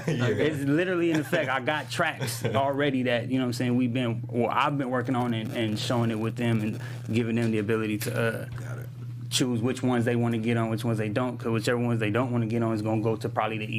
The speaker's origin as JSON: {"language": "English", "town": "Jersey City", "region": "New Jersey", "country": "United States", "also_born_or_lived": "San Pedro, Los Angeles", "said": "It's called Jersey City because that's where I'm from, you know."}